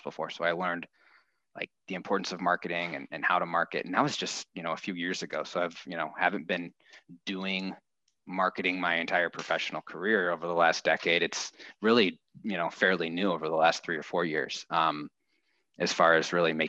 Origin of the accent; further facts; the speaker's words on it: Midwest, United States; also born or lived in Minnesota / Indiana / Minneapolis; I grew up in the Midwest, was the oldest of three boys.